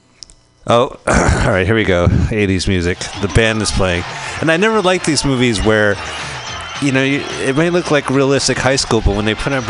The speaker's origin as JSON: {"language": "English", "region": "New Jersey", "country": "United States", "tie": "born or raised there", "said": "I grew up in New Jersey"}